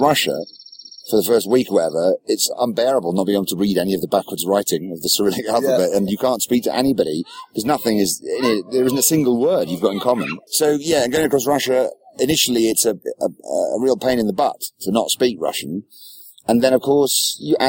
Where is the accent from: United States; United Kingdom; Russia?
United Kingdom; England; as an Englishman